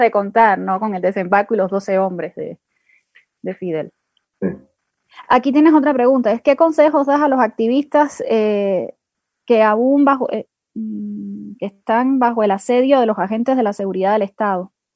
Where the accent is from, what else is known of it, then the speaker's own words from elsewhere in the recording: Cuba; para nosotras, para nosotros como cubanos